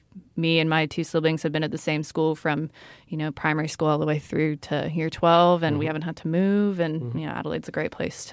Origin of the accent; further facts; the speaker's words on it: Brazil; born there; And I was born in Brazil.